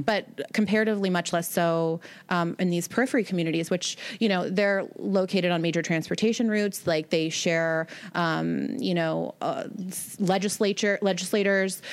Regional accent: Seattle, Washington, United States; moved away; I'm from Seattle originally

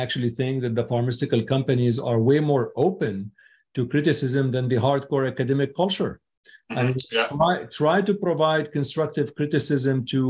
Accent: Syria; moved away; I was born in Syria

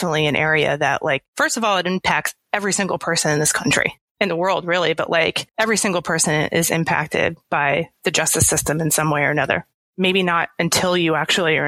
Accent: Philadelphia area, New Jersey, United States; also born or lived in Los Angeles; now in New York City, United States; I'm from South Jersey, Philadelphia area

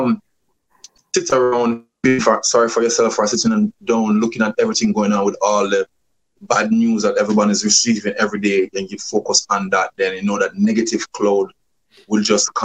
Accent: Kingston, Jamaica; moved away as an adult; also born or lived in Grand Cayman; I grew up in a place called Walton Park Road. From one side of Walton Park Road is like Kingston 11

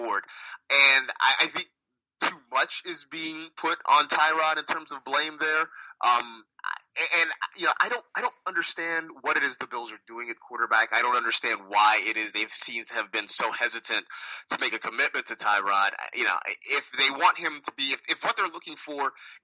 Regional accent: California, United States; I'm from California, so I didn't really want to leave home

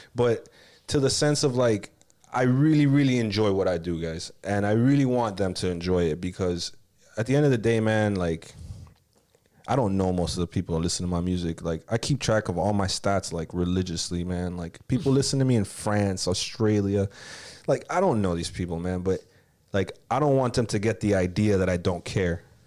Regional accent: Miami, Florida, United States; also born or lived in Texas / Los Angeles; I grew up in Kendall, man. Like, Kendall Kid

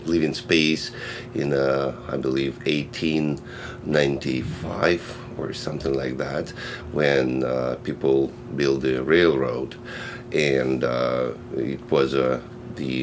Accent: Russia; born or raised there; English is a second language; moved away as an adult

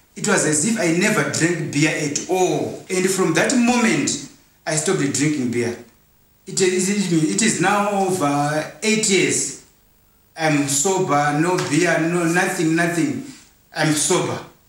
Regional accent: Zimbabwe; We are from Zimbabwe

